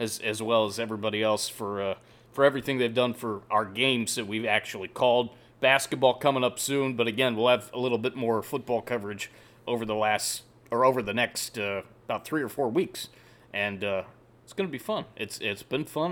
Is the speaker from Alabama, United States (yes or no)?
no; Canton, Ohio, United States; moved away; born and raised in, in Canton, Ohio, about an hour away